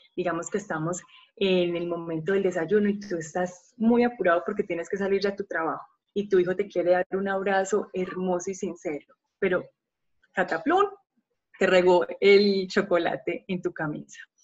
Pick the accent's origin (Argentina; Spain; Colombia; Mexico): Colombia; Medellín, Antioquia; soy de Colombia, una ciudad hermosa que se llama Medellín